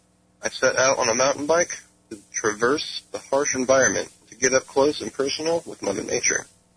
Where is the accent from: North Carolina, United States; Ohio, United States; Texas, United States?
North Carolina, United States; I'm from North Carolina.